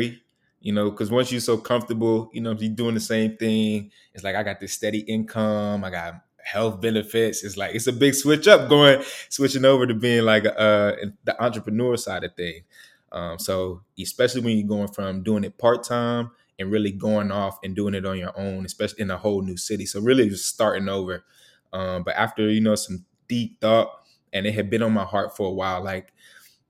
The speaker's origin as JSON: {"language": "English", "town": "Charlotte", "region": "North Carolina", "country": "United States", "moved": "as an adult", "lives_now": "Houston, United States", "said": "I'm from Charlotte, North Carolina"}